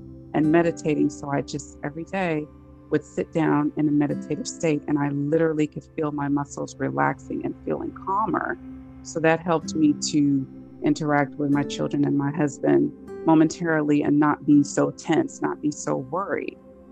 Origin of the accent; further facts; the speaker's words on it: Los Angeles, California, United States; moved away; I am originally from California, from Los Angeles